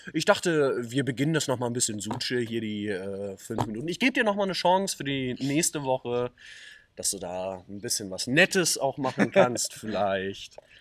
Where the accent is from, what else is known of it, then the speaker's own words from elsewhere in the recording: Neukirchen, Germany; wir kommen nun mal aus Neukirchen